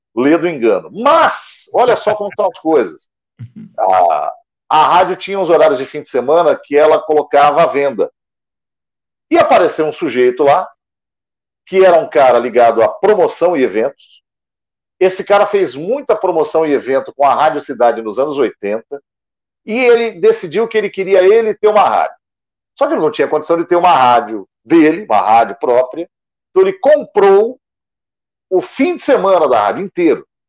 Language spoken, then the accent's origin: Portuguese; Guarulhos, São Paulo, Brazil; now in São Paulo, Brazil; Eu é, sou de Guarulhos, que é na Grande São Paulo aqui, do ah. lado. Hoje eu moro na capital mesmo, mas eu sou de Guarulhos, na Grande São Paulo